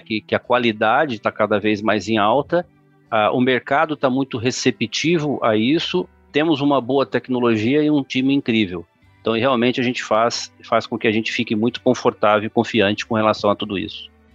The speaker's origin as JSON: {"language": "Portuguese", "country": "Brazil", "said": "eu sou brasileiro"}